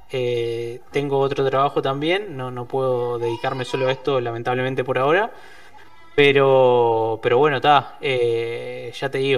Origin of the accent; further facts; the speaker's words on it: Maldonado, Uruguay; yo soy de, acá de Maldonado también, como vos.